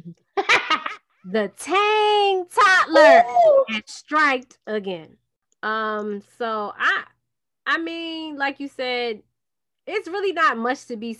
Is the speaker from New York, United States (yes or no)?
yes; New York City, New York, United States; I am from Brooklyn, New York